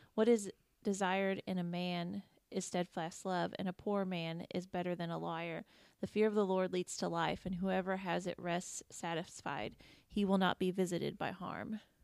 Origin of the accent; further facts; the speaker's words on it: Indiana, United States; moved away as an adult; also born or lived in Kentucky; I grew up in Indiana